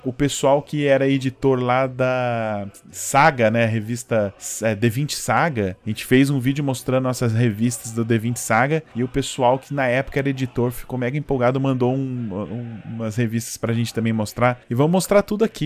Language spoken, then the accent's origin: Portuguese; São José dos Campos, São Paulo, Brazil; Eu sou do interior, né? Eu sou de São José dos Campos